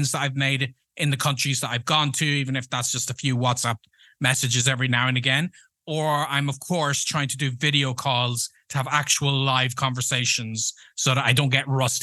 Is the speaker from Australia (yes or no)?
no; Ireland; first language English; moved away; also born or lived in United States; We don't have that in Ireland